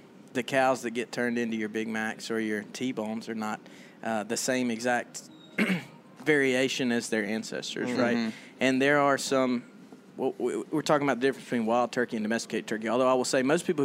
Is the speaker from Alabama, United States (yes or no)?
yes; Southeast Alabama, United States; now in Texas, United States; I'm from Southeast Alabama originally